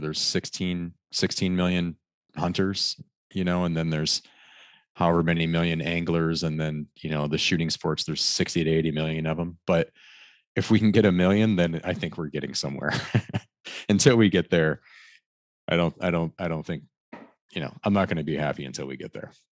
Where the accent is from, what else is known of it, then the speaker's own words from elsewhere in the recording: Michigan, United States; I grew up in hunting in Michigan all my life